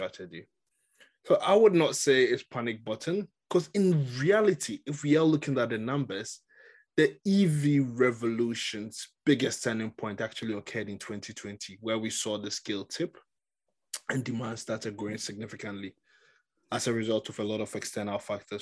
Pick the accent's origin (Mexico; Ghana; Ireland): Ghana; I come from Ghana